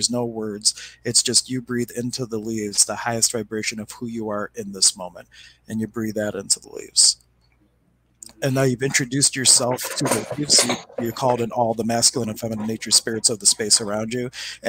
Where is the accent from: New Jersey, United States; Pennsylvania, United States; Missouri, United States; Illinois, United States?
Pennsylvania, United States; Pittsburgh; I come from Pittsburgh, Pennsylvania.